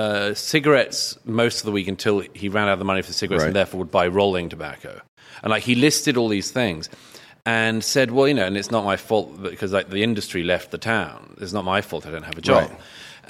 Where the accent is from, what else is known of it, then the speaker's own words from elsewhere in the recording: London, United Kingdom; I was brought up in West London.